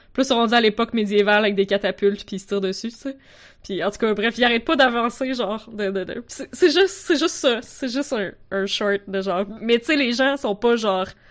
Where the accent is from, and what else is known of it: Quebec, Canada; accent: Quebec